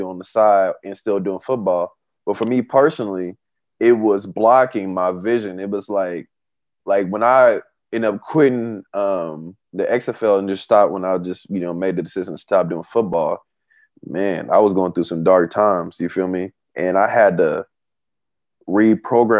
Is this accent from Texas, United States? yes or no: no; Tulsa, Oklahoma, United States; my hometown in Tulsa